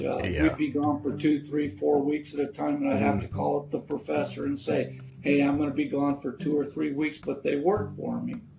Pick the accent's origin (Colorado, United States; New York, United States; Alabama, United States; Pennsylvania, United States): Colorado, United States; Denver; growing up in North Denver during the 60s and 70s was quite exciting